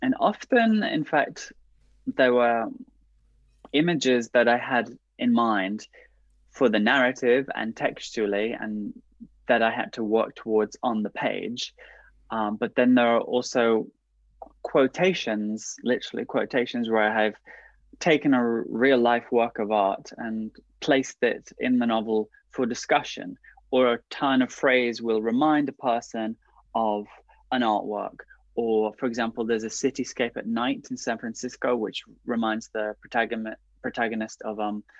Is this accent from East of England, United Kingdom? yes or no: no; Liverpool, North West England, United Kingdom; moved away; I had quite a rich cultural upbringing growing up in Liverpool